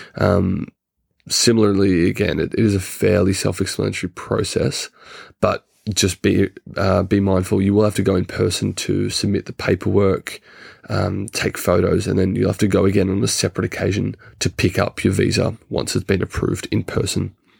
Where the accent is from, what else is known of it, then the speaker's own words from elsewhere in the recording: Australia; moved away as an adult; now in United Kingdom; as an Australian citizen